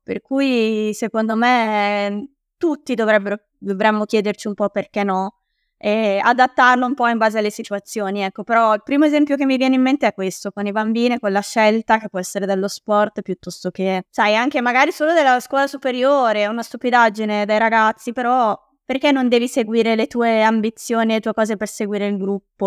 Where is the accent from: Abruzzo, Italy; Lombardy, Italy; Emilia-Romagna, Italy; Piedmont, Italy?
Lombardy, Italy; Bergamo; accent: Bergamasque; also born or lived in Milan; io in realtà sono originaria di Milano e ci siamo trasferiti a Bergamo quando ero alle scuole elementari